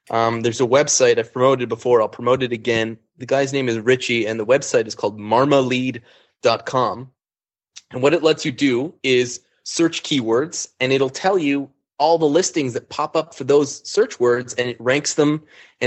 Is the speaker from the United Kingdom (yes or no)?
no; Canada; I'm Canadian